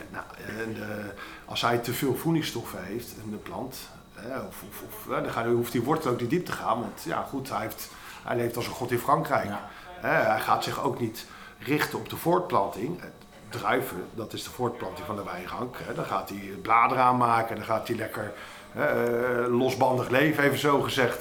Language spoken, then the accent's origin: Dutch; Netherlands; Wij drinken als Nederlander